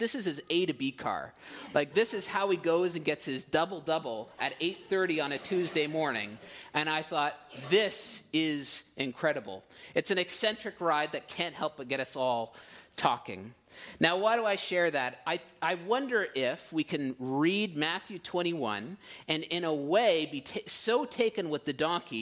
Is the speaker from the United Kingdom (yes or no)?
no; Ottawa, Ontario, Canada; moved away as an adult; now in Port Perry, Canada; in Ottawa was no exception, where we were coming from before, my hometown